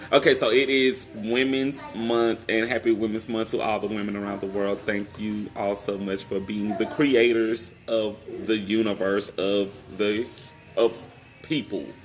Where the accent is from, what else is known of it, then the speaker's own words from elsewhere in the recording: Shreveport, Louisiana, United States; my hometown, Shreveport, Louisiana.